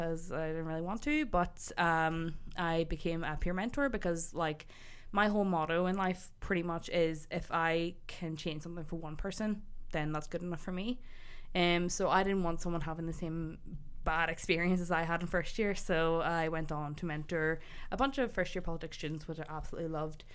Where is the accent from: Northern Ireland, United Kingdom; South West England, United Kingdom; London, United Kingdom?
Northern Ireland, United Kingdom; Newcastle; moved away as an adult; also born or lived in Belfast; I came from Newcastle County Down, beautiful, beautiful seaside town. Unfortunately, don't live there anymore